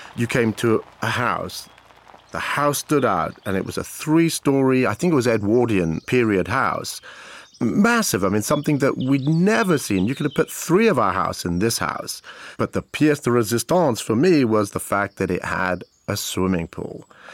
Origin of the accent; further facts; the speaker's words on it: Abergavenny, Wales, United Kingdom; also born or lived in Cape Town, South Africa / Maidenhead, England; in nineteen seventy-four, we moved from Maidenhead to a town called Abergavenny in South Wales. I was about ten years of age